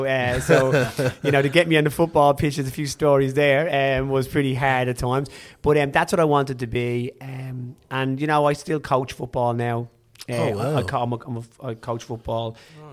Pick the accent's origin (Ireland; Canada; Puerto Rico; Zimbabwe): Ireland; Dublin, Leinster; Growing up in Dublin, it was, you know, I had my family were either music or sport.